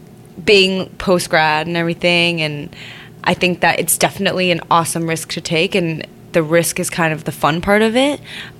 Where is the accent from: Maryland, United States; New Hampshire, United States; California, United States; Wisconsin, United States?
California, United States; born there; also born or lived in Shanghai, China; Born in California, moved to Shanghai, lived there for 11